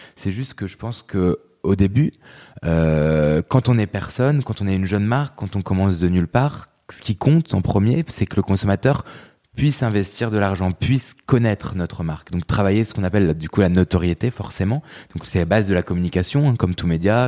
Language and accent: French; Lille, Hauts-de-France, France; moved away as an adult; now in Paris, France; je suis né en 89, je suis grandi et vécu euh, les 20 premières années euh, dans la région euh, du Nord et plus précisément à Lille, donc dans la banlieue lilloise.